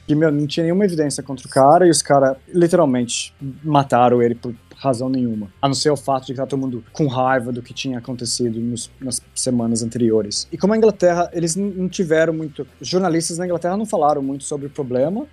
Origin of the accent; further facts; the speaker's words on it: São Paulo, Brazil; moved away as an adult; also born or lived in England; como é que é crescer em São Paulo